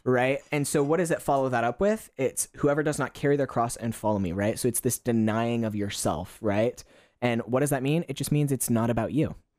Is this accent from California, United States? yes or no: no; Kentucky, United States; moved away as an adult; now in Gold Coast, Australia; I, I'm originally from Kentucky in the United States